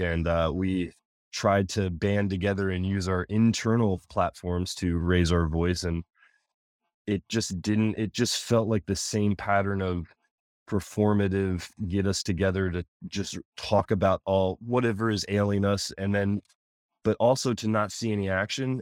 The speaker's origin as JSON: {"language": "English", "area": "Anne Arundel County", "region": "Maryland", "country": "United States", "tie": "born or raised there", "said": "I grew up in Anne Arundel County"}